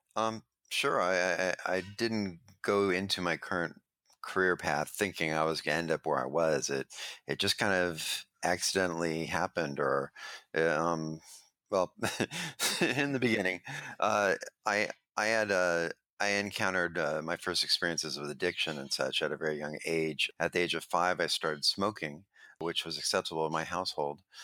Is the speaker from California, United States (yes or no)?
yes; Los Angeles, California, United States; I grew up in Venice Beach